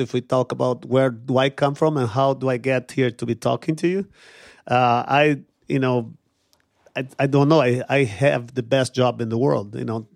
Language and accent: English; São Paulo, Brazil; moved away; I grew up poor in Brazil, in São Paulo, in a favela on the outskirts of São Paulo